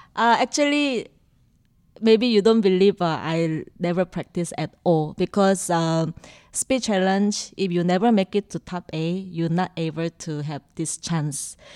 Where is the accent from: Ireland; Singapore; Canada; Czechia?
Singapore; I'm from Singapore